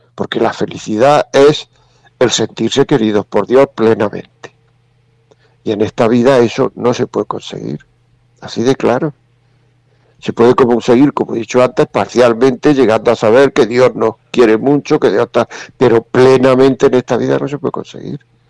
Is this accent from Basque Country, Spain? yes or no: no; Granada, Andalusia, Spain; yo soy de Granada